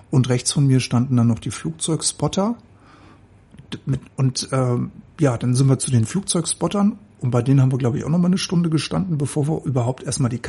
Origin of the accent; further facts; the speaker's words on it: Greiz, Thuringia, Germany; Wir kommen aus Greiz.